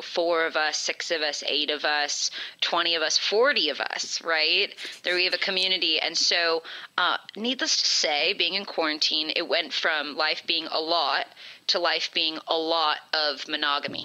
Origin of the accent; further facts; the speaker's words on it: California, United States; Born and raised in California